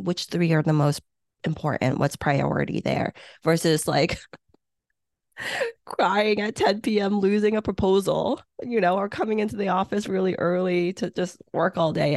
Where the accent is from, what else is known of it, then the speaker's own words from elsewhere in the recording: Hong Kong; English is a second language; now in United States; I was born in Hong Kong